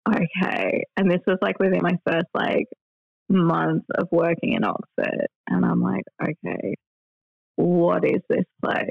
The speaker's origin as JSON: {"language": "English", "town": "Perth", "region": "Western Australia", "country": "Australia", "tie": "born or raised there", "moved": "as an adult", "lives_now": "England, United Kingdom", "said": "my hometown."}